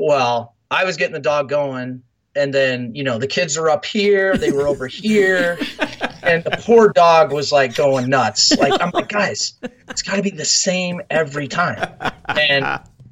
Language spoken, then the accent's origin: English; Fremont, Nebraska, United States; moved away as an adult; I grew up in Fremont, Nebraska, so I'm as Nebraska as it comes